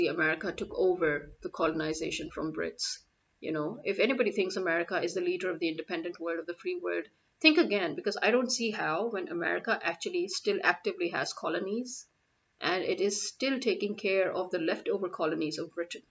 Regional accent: Pakistan; I'm a Pakistani

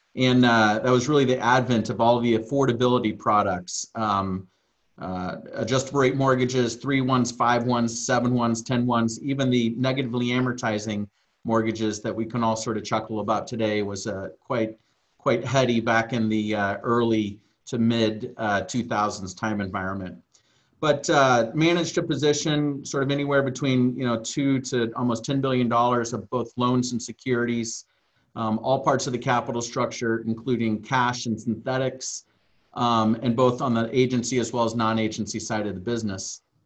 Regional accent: Southern Illinois, United States; moved away as an adult; also born or lived in Hawaii; I came from the Midwest, uh, Southern Illinois

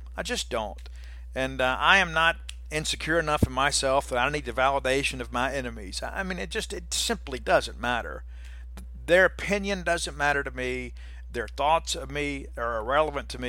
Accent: Columbia, Mississippi, United States; Ernie and I grew up together in Columbia, Mississippi

